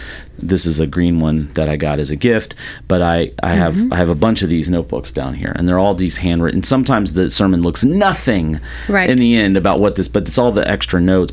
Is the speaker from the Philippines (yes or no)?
no; the South, United States; now in Florida, United States; I'm from the South